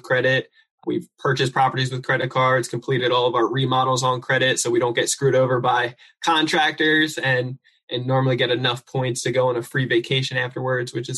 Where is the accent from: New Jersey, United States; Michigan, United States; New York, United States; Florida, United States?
New Jersey, United States; now in San Diego, United States; I'm originally from New Jersey. I live out here in sunny San Diego, California